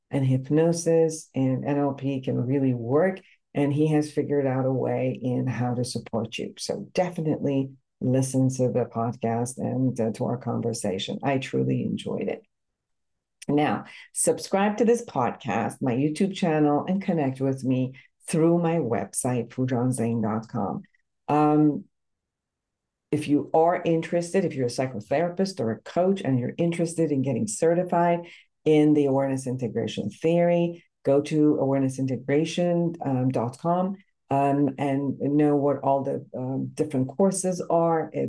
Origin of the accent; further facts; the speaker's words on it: Iran; English is a second language; moved away; Originally, Iran.